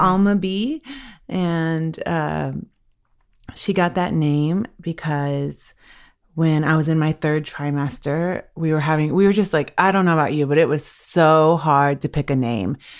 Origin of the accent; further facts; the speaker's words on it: Washington, United States; I'm from the Swinomish and Tlalit people